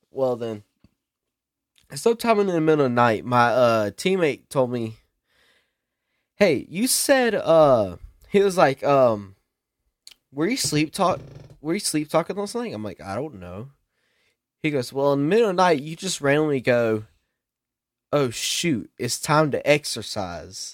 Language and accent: English; South Carolina, United States; I'm from that ghetto South Ca-, Kakalaki